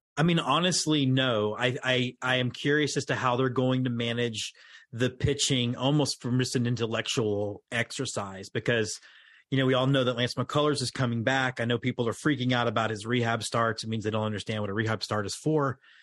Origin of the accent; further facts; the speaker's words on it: Houston, Texas, United States; moved away as an adult; now in Austin, United States; I grew up in Houston, but lived in Austin after going to U T